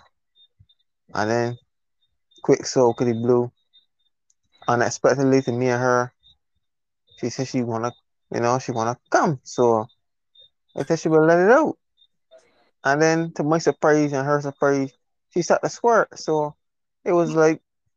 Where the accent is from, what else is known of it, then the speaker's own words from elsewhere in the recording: Barbados; accent: Bajan; I'm from Barbados.